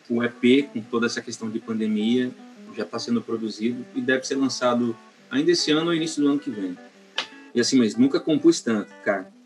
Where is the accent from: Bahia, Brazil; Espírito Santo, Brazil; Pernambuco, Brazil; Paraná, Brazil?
Espírito Santo, Brazil; Vila Velha; also born or lived in Vitória / Campos dos Goytacazes; Eu sou nascido em Vitória, mas fui criado em Santa Catarina e em Campos dos Goitacazes, Rio de Janeiro, além é, em Vitória mesmo eu nunca morei. Só nasci mesmo e, e fui criado em Vila Velha